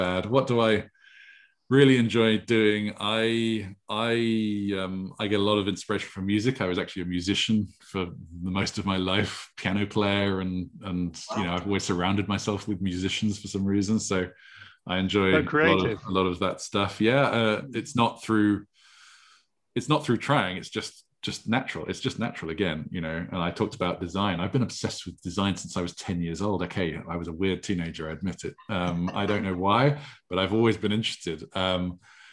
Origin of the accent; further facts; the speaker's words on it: Stavanger, Rogaland, Norway; moved away; I grew up in Norway